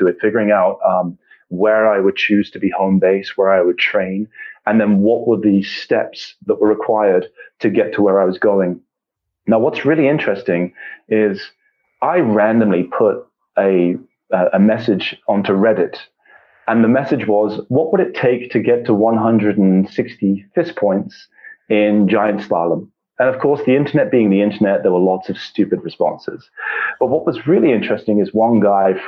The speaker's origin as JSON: {"language": "English", "region": "England", "country": "United Kingdom", "tie": "born or raised there", "said": "I, as I said, was born and raised in England"}